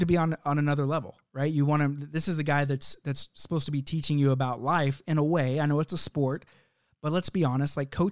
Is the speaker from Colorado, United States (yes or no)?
no; Oklahoma, United States; I'm from Oklahoma